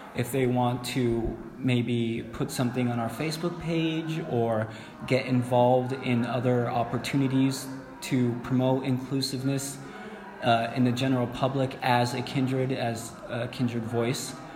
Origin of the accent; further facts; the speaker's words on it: California, United States; I'm from California.